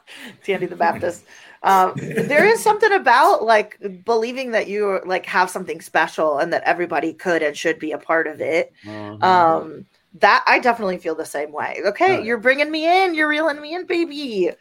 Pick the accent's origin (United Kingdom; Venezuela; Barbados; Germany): Venezuela; now in United States; when I first moved to the United States, I'm from Venezuela originally.